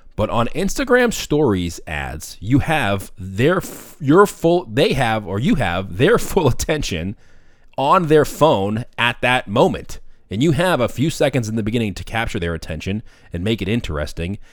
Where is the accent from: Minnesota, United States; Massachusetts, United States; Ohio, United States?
Massachusetts, United States; Boston; I'm from Boston, so I talk a little quick.